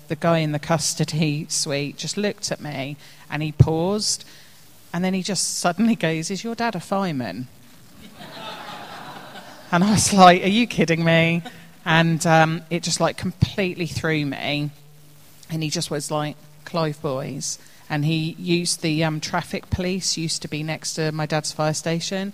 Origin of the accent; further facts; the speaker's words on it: Woodley, South East England, United Kingdom; also born or lived in Reading; So I was born in Reading, at Delwood, and grew up in Woodley